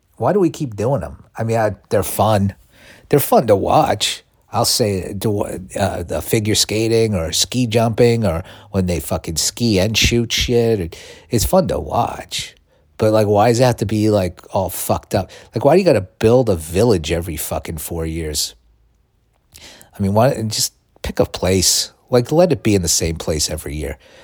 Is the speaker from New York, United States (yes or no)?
yes; New York City, New York, United States; now in California, United States; I was born in New York City, Mount Sinai Hospital, lived in all five boroughs